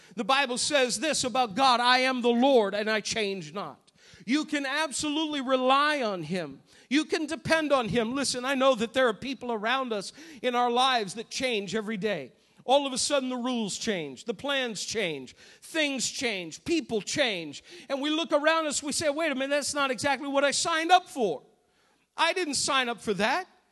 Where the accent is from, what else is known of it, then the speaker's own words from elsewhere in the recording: New England, United States; Growing up in New England